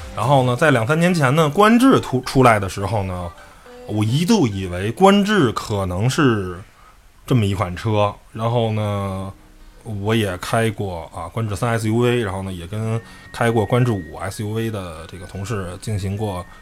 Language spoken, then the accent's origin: Chinese; China; 作为一个汽车媒体的从业者，作为一个中国人